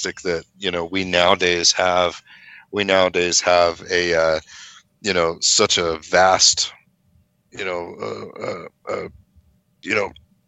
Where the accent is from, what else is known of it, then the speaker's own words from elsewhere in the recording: Paradise, California, United States; moved away as an adult; now in Oroville, United States; I was originally from Paradise, California, where that big campfire was, and then we moved down here pre-fire